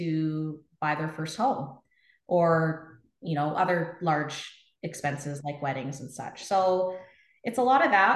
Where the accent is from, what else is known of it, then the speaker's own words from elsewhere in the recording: Trail, British Columbia, Canada; moved away as an adult; also born or lived in Okanagan; I'm a Kootenai girl. Yeah. So I was actually born and raised in Trail and moved to the Okanagan back in 2003 for university